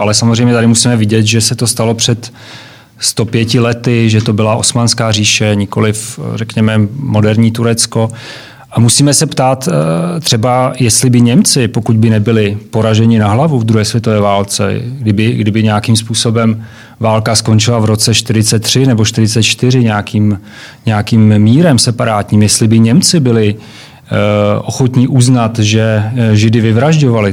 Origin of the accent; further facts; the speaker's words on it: Czechia; u nás v Čechách nebo v Československu